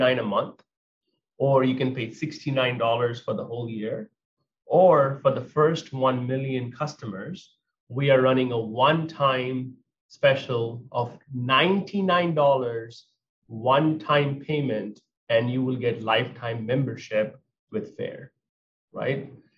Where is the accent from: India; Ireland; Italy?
India; moved away as an adult; now in United States; As an Indian immigrant that came at the age of 19 years old to America with only $100 in my pocket